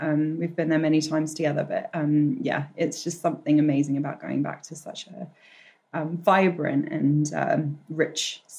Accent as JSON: {"language": "English", "country": "Hong Kong", "tie": "born or raised there", "also_born_or_lived": "Australia", "said": "Yeah, so I was born in Australia to Eastern European parents from Slovakia, who migrated there just before I was born. I lived there till I was 8, then I moved to Hong Kong."}